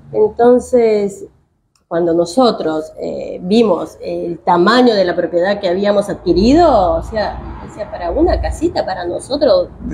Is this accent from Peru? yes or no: yes; Peru; accent: tonada; also born or lived in New Jersey, United States; now in Victoria, Argentina; yo soy peruana